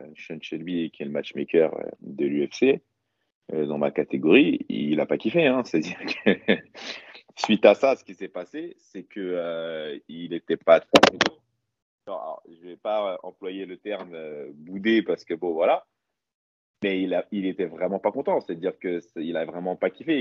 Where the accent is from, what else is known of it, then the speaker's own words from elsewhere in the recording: Paris, Île-de-France, France; chez moi à Paris